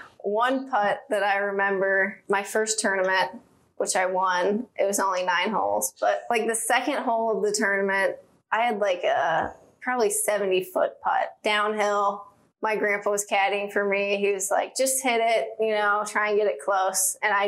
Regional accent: Ashland, United States; born or raised there

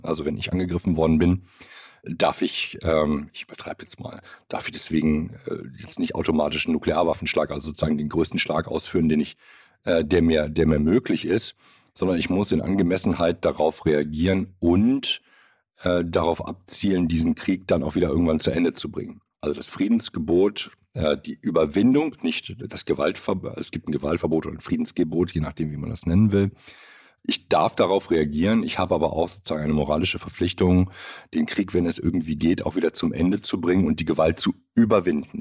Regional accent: Germany; bei uns in Deutschland

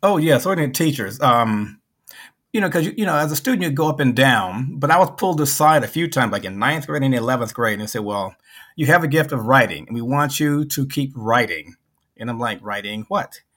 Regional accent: Memphis, Tennessee, United States; moved away as an adult; also born or lived in Chicago / Clearwater, Florida; I went back to Memphis, my hometown

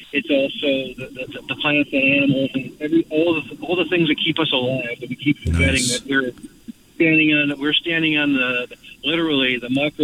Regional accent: Chicago, Illinois, United States; I grew up in Chicago in the southeast side. I grew up in a neighborhood that had a lot of the many members of the Hebrew faith.

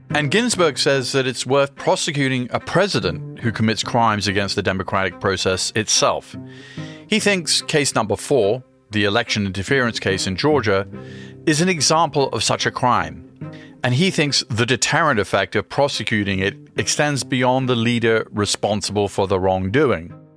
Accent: United Kingdom; now in United States; I grew up in the UK, I'm an American

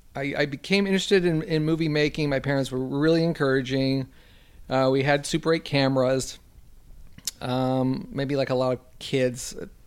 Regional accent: Los Angeles, California, United States; I grew up in West L.A.

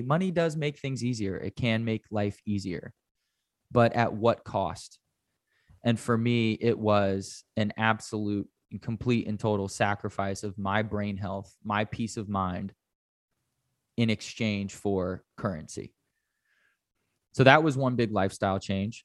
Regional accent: United States

